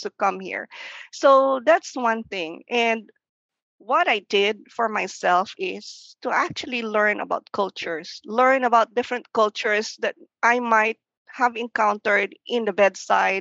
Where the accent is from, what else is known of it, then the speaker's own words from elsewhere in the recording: Philippines; English is a second language; moved away as an adult; now in United States; English is still our second language. I came from the Philippines.